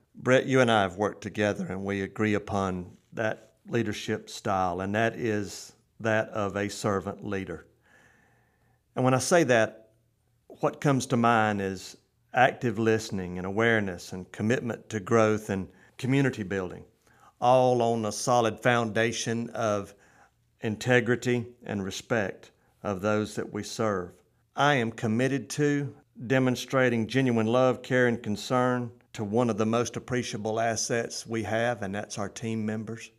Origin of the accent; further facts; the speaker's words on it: Euchee Anna, Florida, United States; Brad Drake and now Representative Shane Abbott and I hail from Uchiana